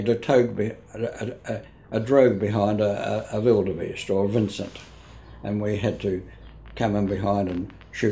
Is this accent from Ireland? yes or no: no; Wellington, New Zealand; moved away as an adult; now in Tauranga, New Zealand; Grew up in Wellington, educated in Wellington, and when I retired, I came up here when I was about 65.